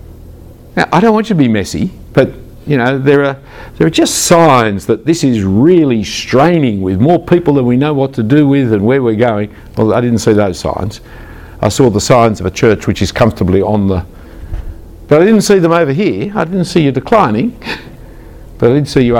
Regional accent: Australia; as an Australian

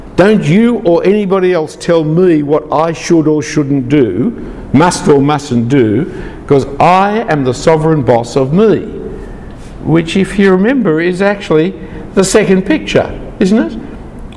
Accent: Australia; I am uh, Anglo Danish background. I am uh, male. I am Australian citizenship

